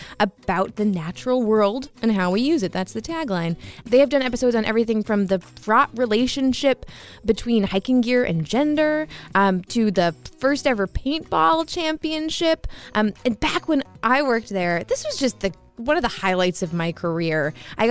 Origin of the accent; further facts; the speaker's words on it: Massachusetts, United States; I'm from Massachusetts